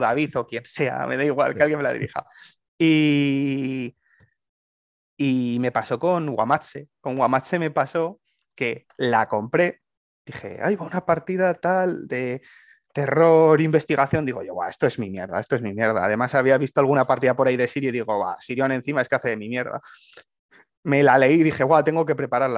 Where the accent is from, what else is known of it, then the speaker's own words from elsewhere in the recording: Aragon, Spain; mi tierra, en Aragón